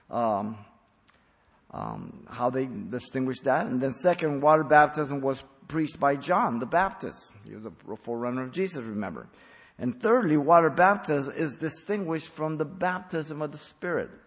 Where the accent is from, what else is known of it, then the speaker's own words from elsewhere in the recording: Mexico City, Mexico; born there; I was raised a Catholic. I was born in Mexico City. I was a Catholic till 23 years old till the Lord saved me.